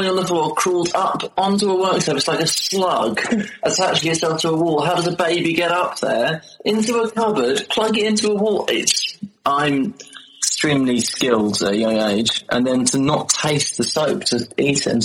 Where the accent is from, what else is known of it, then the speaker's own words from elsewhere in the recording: London, United Kingdom; oh, I'm from London, I like everything London.